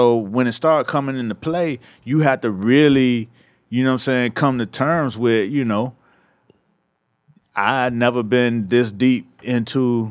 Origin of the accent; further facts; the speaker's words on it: Miami, Florida, United States; I'm from Miami